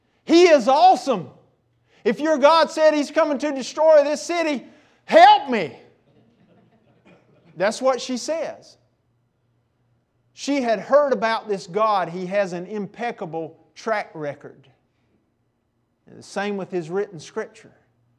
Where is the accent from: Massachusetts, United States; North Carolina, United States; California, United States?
North Carolina, United States; Eastern; Y'all know I'm from Eastern North Carolina, right? So when I'm in Eastern North Carolina, I am at home. I got people everywhere around here.